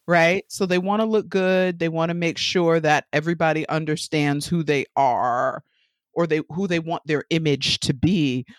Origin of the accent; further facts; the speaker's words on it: New York, United States; accent: New York; moved away as an adult; also born or lived in Connecticut; Just in case you haven't caught the accent by now, I'm from New York, born and raised